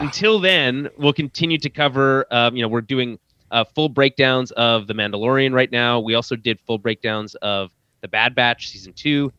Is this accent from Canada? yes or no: yes; Canada; as a Canadian